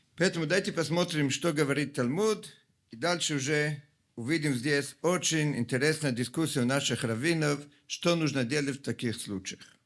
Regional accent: Italy; Russian is a second language; moved away; Я сам, как много из вас знают, родом из Италии

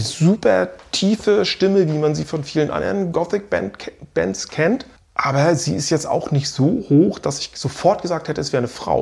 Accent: Stralsund, Mecklenburg-Vorpommern, Germany; aus meiner Heimatstadt Stralsund

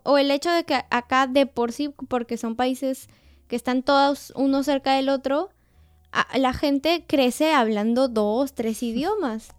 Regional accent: Peru; now in Austria; yo soy peruana

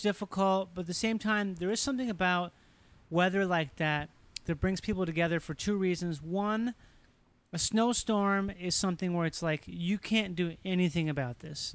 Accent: Rochester, Minnesota, United States; moved away; I grew up in Rochester, Minnesota

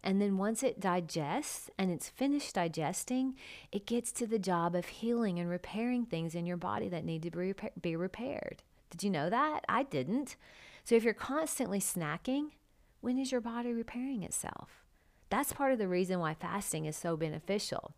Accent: United States; I'm an American

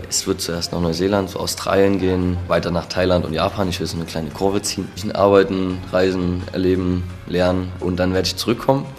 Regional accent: Nossen, Saxony, Germany; ich komme ursprünglich aus Nossen

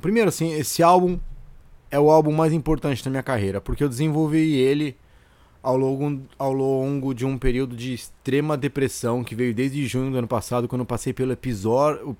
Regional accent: Santos, São Paulo, Brazil; moved away as an adult; E eu cresci em Santos, eu nasci em Santos

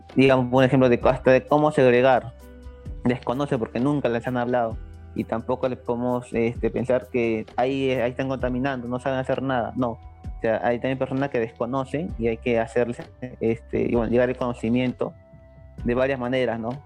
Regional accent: Lima, Peru; yo soy limeño, pero prácticamente no me considero uno

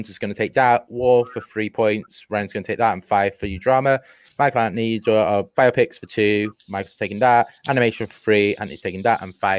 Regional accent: England, United Kingdom; I'm English. I don't know U.S. geography well.

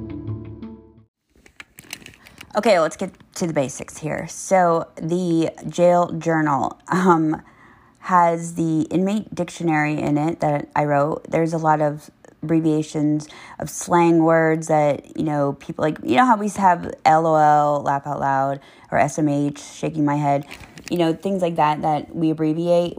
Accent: Tampa, Florida, United States; also born or lived in Apollo Beach, Florida; I'm from Tampa area

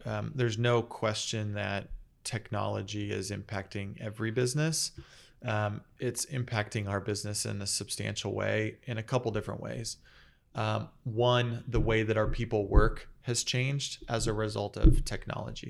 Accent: Phoenix, Arizona, United States; also born or lived in San Diego; I grew up here in Phoenix. grew up in Moon Valley in North Phoenix

